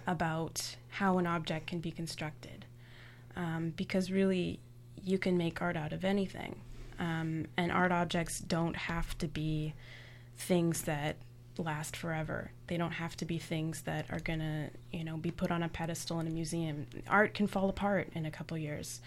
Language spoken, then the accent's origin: English; Toronto, Ontario, Canada; I was born and raised in Toronto.